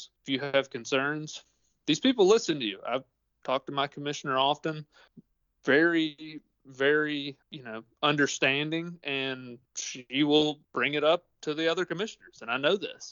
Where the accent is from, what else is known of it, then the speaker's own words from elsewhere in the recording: Tennessee, United States; my home state